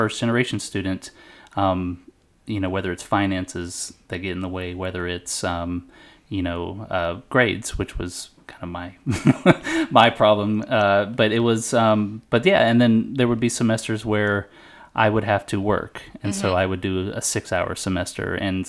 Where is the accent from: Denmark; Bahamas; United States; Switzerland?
United States; Texas; I'm from Texas.